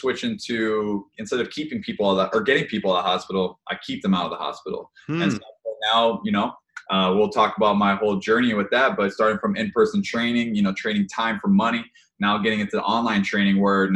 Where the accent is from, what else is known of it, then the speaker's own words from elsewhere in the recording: Hawaii, United States; moved away; I grew up in Hawaii, played sports the whole time